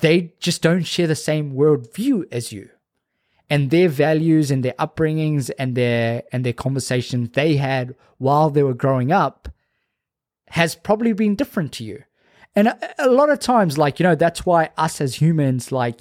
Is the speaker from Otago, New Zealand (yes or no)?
no; Auckland, New Zealand; growing up in South Auckland